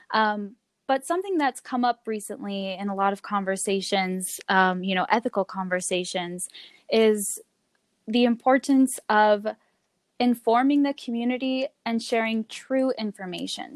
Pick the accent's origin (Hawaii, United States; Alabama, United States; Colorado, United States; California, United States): Colorado, United States; Longmont; also born or lived in Florida; I grew up here in Longmont. I was born in Florida, um, but moved to Colorado to Longmont, Colorado, when I was six years old, and and went to elementary school, middle school, and high school here in Longmont.